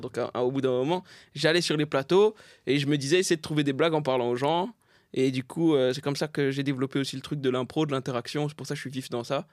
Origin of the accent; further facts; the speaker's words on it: Saint-Denis, Île-de-France, France; also born or lived in Pierrefitte-sur-Seine; je suis né à Saint-Denis. J'étais à Saint-Denis jusqu'en CM2, quoi. Après, en CM2, je suis à la Perfite.